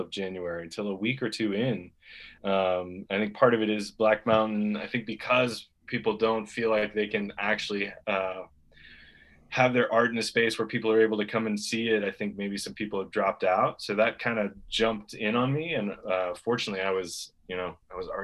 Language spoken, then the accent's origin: English; Florida Keys, United States; moved away as an adult; I grew up in the Florida Keys